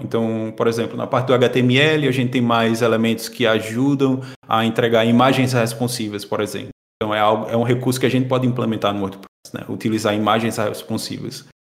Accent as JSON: {"language": "Portuguese", "town": "Caruaru", "region": "Pernambuco", "country": "Brazil", "tie": "born or raised there", "moved": "as an adult", "lives_now": "Portugal", "said": "eu sou natural de Caruaru, Pernambuco. Sou lá do Nordeste"}